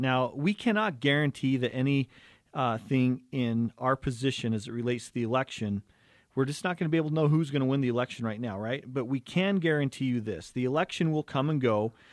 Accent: Cottonwood Heights, Utah, United States; we grew up in Cottonwood Heights, uh, Canyon View Elementary

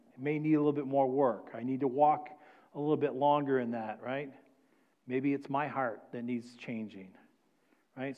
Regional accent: New England, United States; moved away; I'm from New England

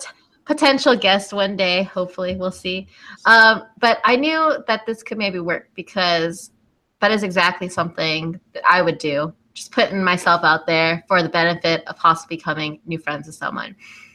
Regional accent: Lakeland, Florida, United States; moved away as an adult; also born or lived in Oklahoma; now in Tampa, United States; And I lived in Lakeland, was raised there most of my life, and now I live in Tampa.

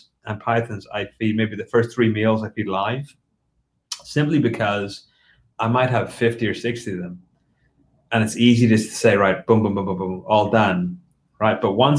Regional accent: Ireland; also born or lived in United Kingdom; So, you know, growing up in Ireland and the UK, you don't feed live.

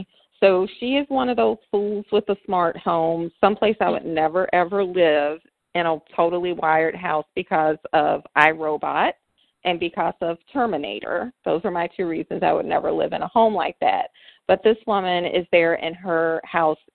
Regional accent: the South, United States; I am from the South

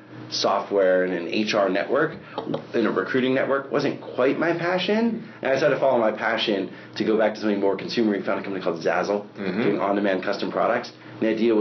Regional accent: Seattle, Washington, United States; I grew up in the Seattle area

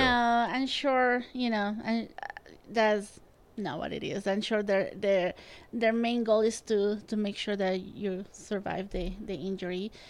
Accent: Spain; now in Utah, United States; I grew up in Spain

